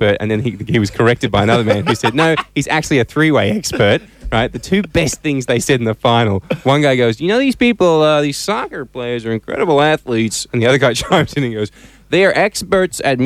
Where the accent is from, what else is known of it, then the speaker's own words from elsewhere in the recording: Australia; I'm from Australia